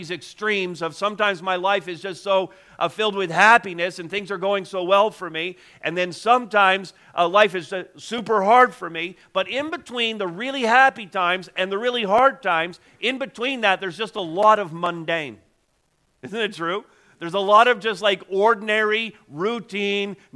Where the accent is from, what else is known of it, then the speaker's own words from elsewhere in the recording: Montreal, Quebec, Canada; now in Ontario, Canada; I was born in Montreal, so I'd have to make the trip back to Quebec